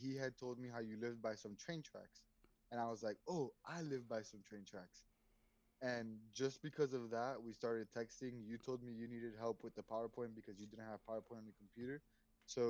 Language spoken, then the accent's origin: English; Miami, Florida, United States; We're both from Miami